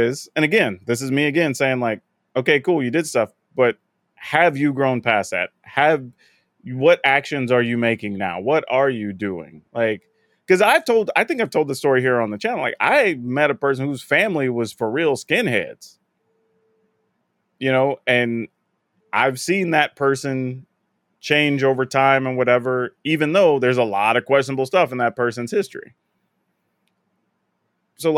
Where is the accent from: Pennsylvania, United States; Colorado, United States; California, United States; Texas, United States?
Texas, United States; South; I'm from South Texas. I was around a bunch of Hispanic folks